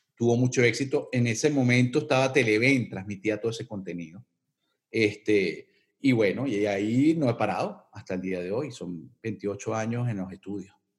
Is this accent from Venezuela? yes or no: yes; Caracas, Capital District, Venezuela; accent: Venezuelan; moved away as an adult; yo me crié en las calles de los Palos Grandes, este, eh, en Cebucán, este, después me mudé a Bellomonte, Colinas de Bellomonte